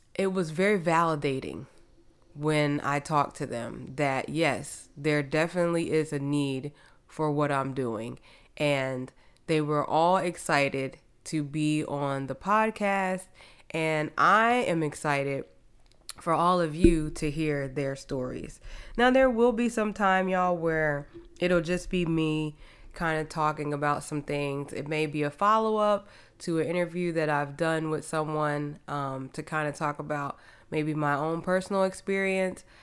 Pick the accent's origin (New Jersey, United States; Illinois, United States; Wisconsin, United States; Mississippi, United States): New Jersey, United States; moved away as an adult; now in Houston, United States; I am originally from New Jersey. I came to Houston to run track in college